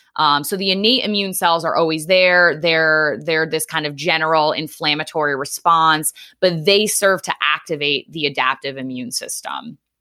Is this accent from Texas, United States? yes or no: no; Norwich, Connecticut, United States; moved away as an adult; also born or lived in Long Island / New York City; now in Philadelphia suburbs, United States; I grew up in Eastern Connecticut, um, a town called Norwich